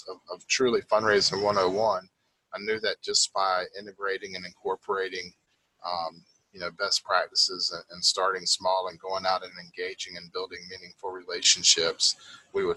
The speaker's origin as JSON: {"language": "English", "town": "Raleigh", "region": "North Carolina", "country": "United States", "said": "I'm from Raleigh"}